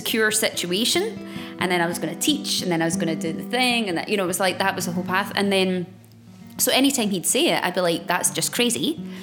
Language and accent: English; Glasgow, Scotland, United Kingdom; I was born back in Glasgow many moon ago.